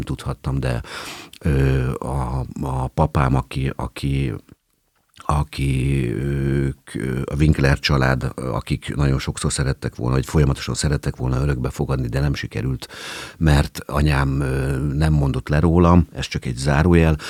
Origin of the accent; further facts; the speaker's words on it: Hungary; én állami gondozottként nőttem föl